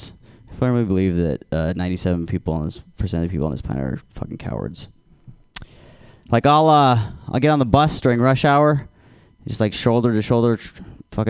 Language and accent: English; Alaska, United States; I'm from Alaska